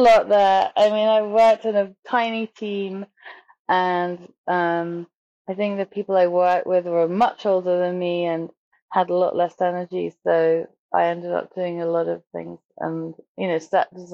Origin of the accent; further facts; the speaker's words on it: South East England, United Kingdom; I grew up just outside London